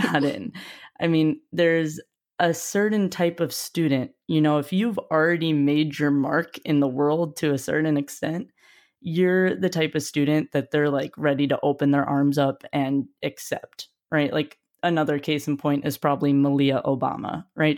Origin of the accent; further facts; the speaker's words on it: Wisconsin, United States; moved away; also born or lived in Ohio; I'm from Wisconsin initially, but I actually did high school in Ohio